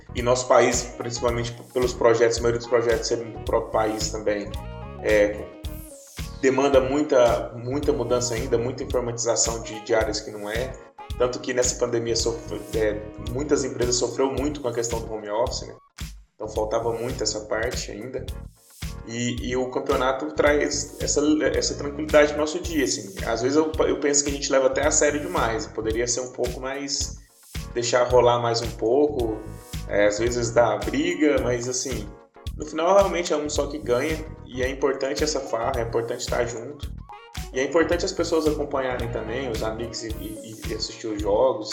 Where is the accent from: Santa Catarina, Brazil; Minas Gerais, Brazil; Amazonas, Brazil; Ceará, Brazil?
Minas Gerais, Brazil; Carmo do Paranaíba; moved away; also born or lived in Uberlândia; eu falo que sou de Carmo do Paranaíba